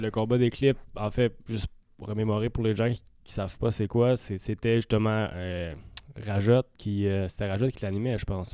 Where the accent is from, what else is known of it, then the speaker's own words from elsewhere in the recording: Saint-Eustache, Quebec, Canada; on vient de Saint-Eustache tous les deux.